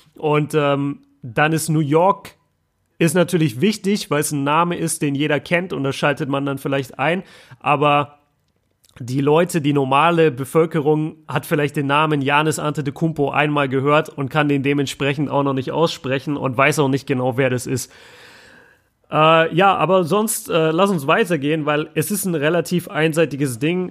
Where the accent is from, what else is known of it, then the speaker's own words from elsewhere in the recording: the South, Southern Germany, Germany; now in Ruhr area, Germany; bei uns im Süden